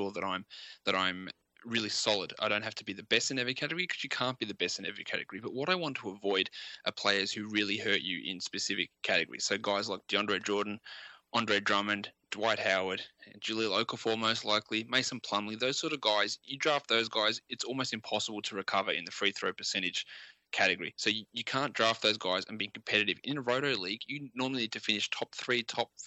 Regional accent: Australia; I'm an Australian

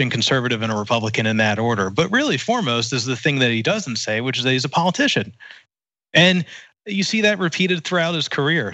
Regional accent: East Coast, United States; I was raised Catholic on the East Coast

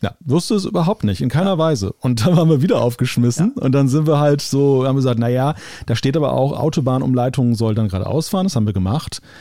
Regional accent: Wilhelmshaven, Lower Saxony, Germany; gen Norden hier in meine Heimatstadt

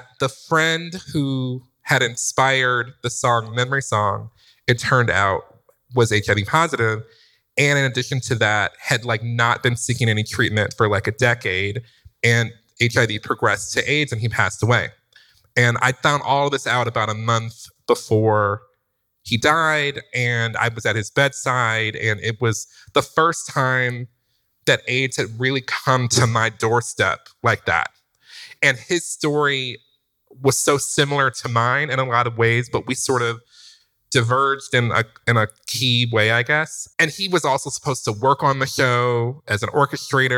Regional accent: Detroit, Michigan, United States; moved away; I'm from Detroit.

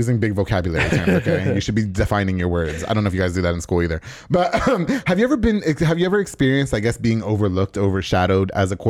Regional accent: New York, United States; moved away; I'm from New York

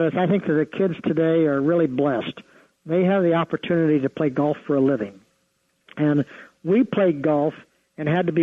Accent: Ohio, United States; my wife and I grew up in the Midwest in Ohio

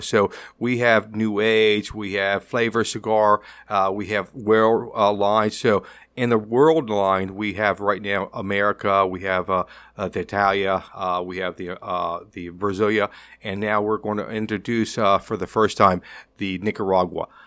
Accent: Tampa, Florida, United States; I'm from Tampa, born and raised in Tampa, still living in Tampa

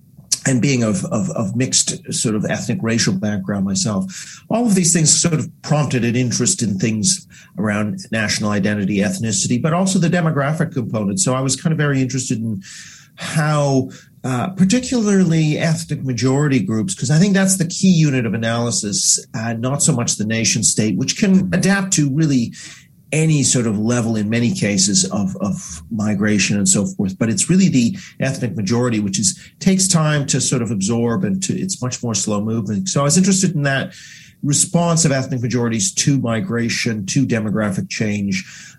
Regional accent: Vancouver, British Columbia, Canada; also born or lived in Asia; I guess biographically speaking, I grew up a lot in Asia as a Canadian, and I became quite interested in the idea of national identity. And then as a youngster in Vancouver

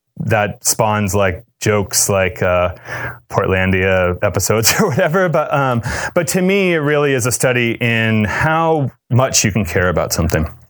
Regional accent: Cape Cod, Massachusetts, United States; I grew up in Cape Cod

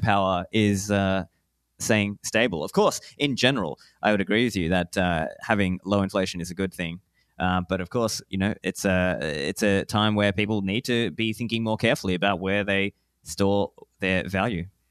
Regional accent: Australia; moved away as an adult; also born or lived in Sri Lanka; now in Dubai, United Arab Emirates; I was born in Sri Lanka, grew up in Australia. I am an Australian citizen

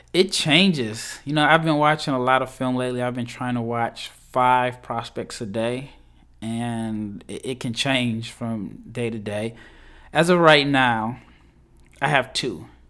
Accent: Nebraska, United States; I'm from Nebraska

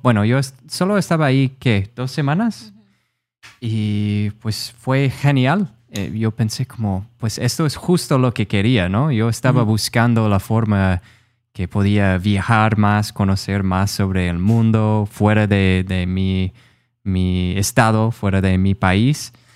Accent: Rochester, Minnesota, United States; Spanish is a second language; moved away as an adult; now in San Juan, Puerto Rico; soy de Minnesota, en Estados Unidos. Ah, soy de una ciudad que se llama Rochester

